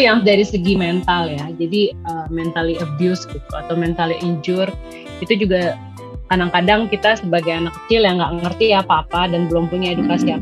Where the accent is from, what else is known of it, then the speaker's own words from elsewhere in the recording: Indonesia; kita lahir di Indonesia yang negara berkembang